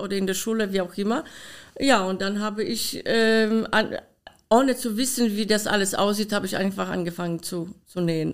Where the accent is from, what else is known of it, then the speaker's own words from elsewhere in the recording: Poland; German is a second language; now in Germany; meinen Akzent kann ich nicht loswerden, leider. Ich bin in Polen geboren